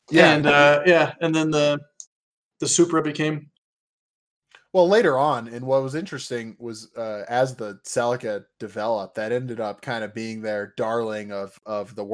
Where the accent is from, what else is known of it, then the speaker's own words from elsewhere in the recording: Indiana, United States; I'm from Indiana